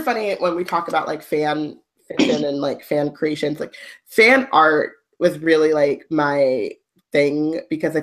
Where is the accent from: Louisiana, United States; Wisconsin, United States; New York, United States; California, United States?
California, United States; Anaheim; we grew up in Anaheim and it was super white